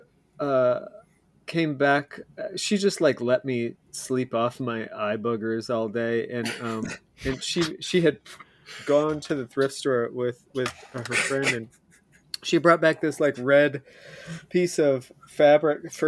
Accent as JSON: {"language": "English", "region": "Indiana", "country": "United States", "tie": "born or raised there", "said": "I grew up in Indiana"}